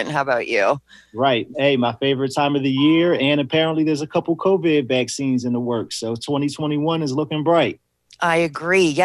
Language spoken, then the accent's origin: English; St. Mary's County, Southern Maryland, United States; Maryland, Southern Maryland, St. Mary's County. yep, right in Southern Maryland.